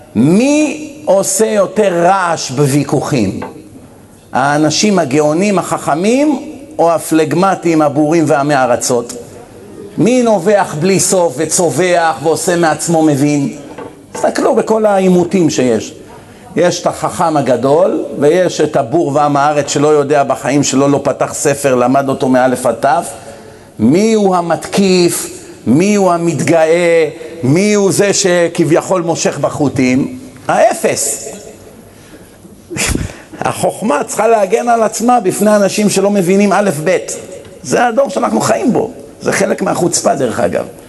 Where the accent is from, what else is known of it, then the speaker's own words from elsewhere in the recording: Israel; moved away as an adult; ואני גדלתי פה למרות הכל, למרות שאני כבר 27 שנים לא חי פה